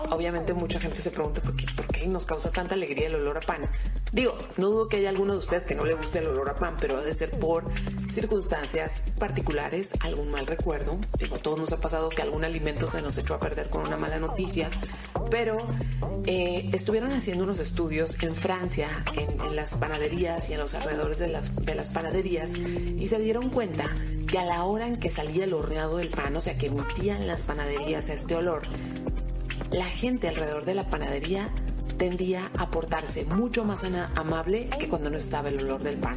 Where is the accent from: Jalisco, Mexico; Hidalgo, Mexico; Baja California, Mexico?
Baja California, Mexico; Mexicali; no soy una mexicana muy especial